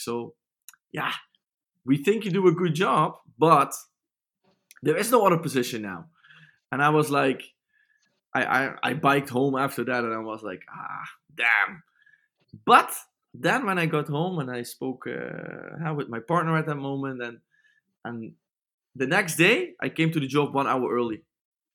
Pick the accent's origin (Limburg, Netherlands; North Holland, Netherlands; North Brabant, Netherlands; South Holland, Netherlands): Limburg, Netherlands; I'm from Limburg, so that's a bit German alike